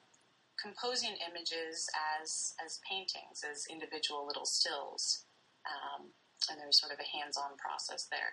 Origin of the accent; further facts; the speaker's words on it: Lincoln, Nebraska, United States; moved away as an adult; also born or lived in Washington State / Tacoma, Washington; now in Bloomington, Indiana, United States; I grew up in Lincoln, Nebraska. I was born out in Washington State